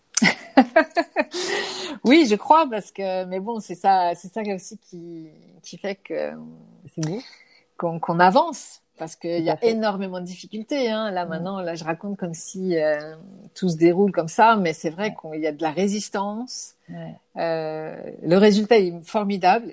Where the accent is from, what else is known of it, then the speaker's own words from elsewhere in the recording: France; je suis française